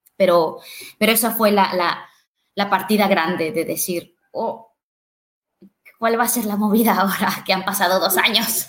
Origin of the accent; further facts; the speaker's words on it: Mexico; yo soy de México